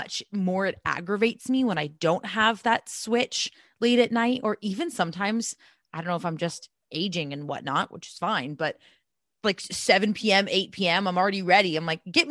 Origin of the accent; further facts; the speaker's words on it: Southern California, United States; growing up in Southern California